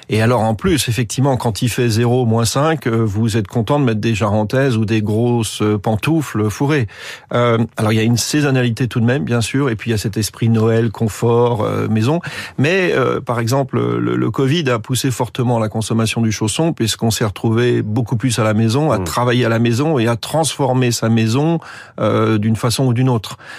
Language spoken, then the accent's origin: French; France; also born or lived in Asia; moi et mes associés venons d'Asie, puisque nous sommes des Français de l'étranger. On a vécu en Asie pendant de très nombreuses années. J'ai des attaches notamment familiales au Japon